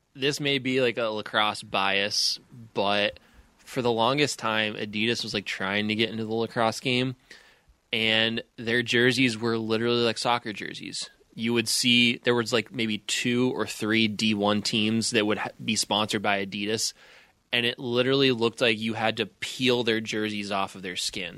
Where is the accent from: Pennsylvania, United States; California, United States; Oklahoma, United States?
Pennsylvania, United States; Pittsburgh; growing up in Pittsburgh